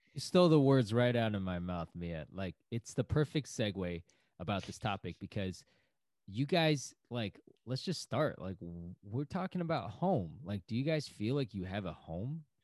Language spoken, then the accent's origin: English; Cambridge, Massachusetts, United States; also born or lived in West Coast; now in New York, United States; I'm from Cambridge, Massachusetts." That's my hometown.